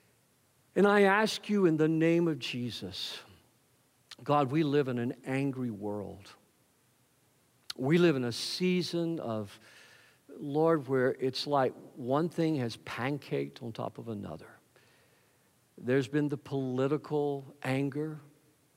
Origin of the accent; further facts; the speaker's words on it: the South, Southern United States, United States; I'm a Southerner